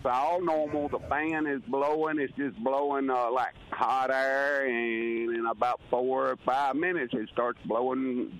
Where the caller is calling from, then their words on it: Mississippi, United States; Oh, Rhinesy, Mississippi.